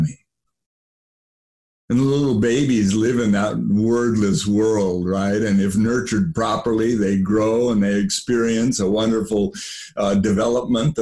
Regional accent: United States; I grew up in the United States of America

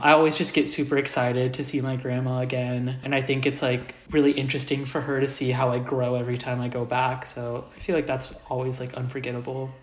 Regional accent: Indianapolis, Indiana, United States; I'm originally from Indianapolis, Indiana. So, I was born and raised in the Midwest

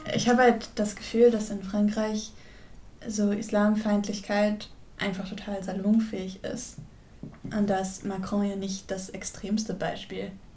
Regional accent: Werl, North Rhine-Westphalia, Germany; in Ferl, da wo ich herkomme

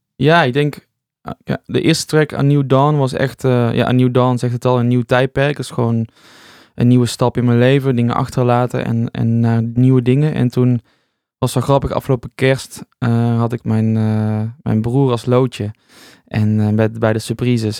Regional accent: North Brabant, Netherlands; moved away as an adult; also born or lived in Rotterdam; now in 's-Hertogenbosch, Netherlands; ik ben een Brabander, dus ik wilde eigenlijk weer terug

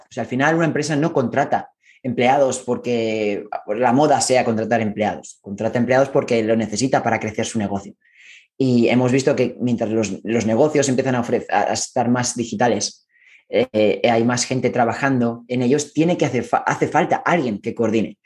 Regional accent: Spain; moved away as an adult; now in San Francisco, United States; Yo soy originalmente de España

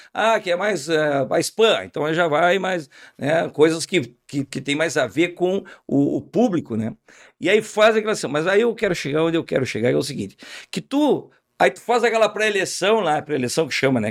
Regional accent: Uruguaiana, Rio Grande do Sul, Brazil; Quando eu era piá, lá em Uruguaiana

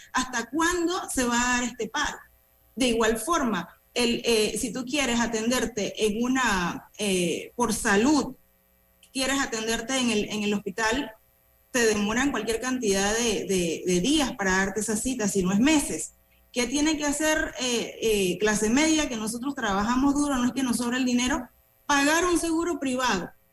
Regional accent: Panama; nosotros como panameños

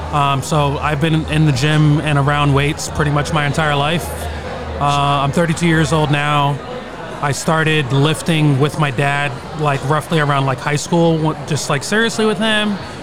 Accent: New York City, New York, United States; also born or lived in Brooklyn; I am born and raised in Queens, but I currently live in Brooklyn.

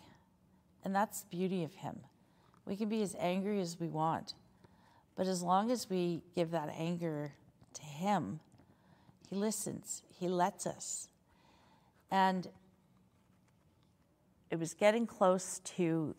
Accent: Saskatoon, Saskatchewan, Canada; I'm from Saskatoon.

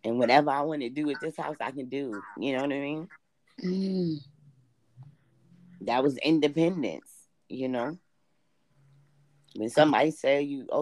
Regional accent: New York City, New York, United States; I was born and raised like in Queens and Brooklyn

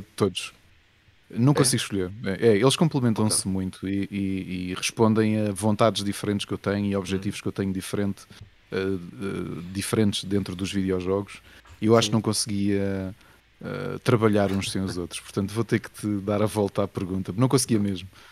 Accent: Lisbon, Portugal; eu sou dos Olivais, okay. aqui tá em Lisboa

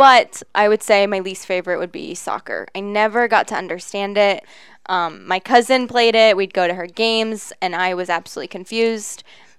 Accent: Lancaster, Ohio, United States; I grew up in Lancaster, went to Fairfield Christian Academy from when I was preschool till I graduated

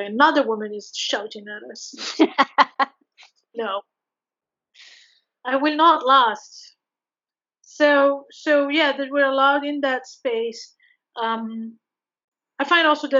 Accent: Morocco; moved away; I come from Morocco

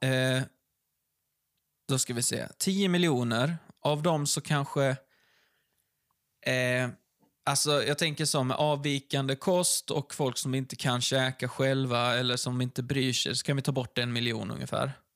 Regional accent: Ystad, Skåne, Sweden; vi kommer från Ystad och där har de filmat Wallander

